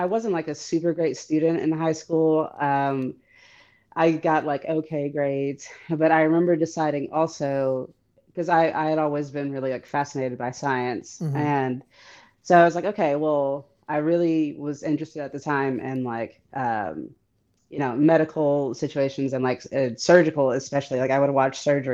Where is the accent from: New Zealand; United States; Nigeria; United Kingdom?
United States; Detroit, Michigan; I'm from Detroit where there's like the largest population of Arabs outside the Middle East